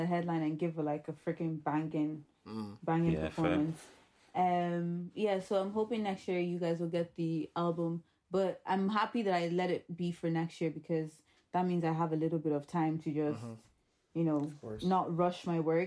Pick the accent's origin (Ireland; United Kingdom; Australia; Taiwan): Ireland; Tullamore, Leinster; I'm from Tullamore. That's where I grew up.